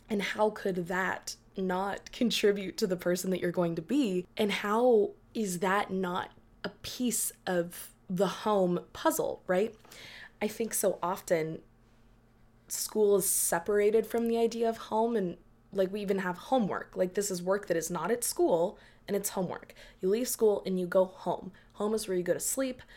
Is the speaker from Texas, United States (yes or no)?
yes; Dallas, Texas, United States; being born and raised in Dallas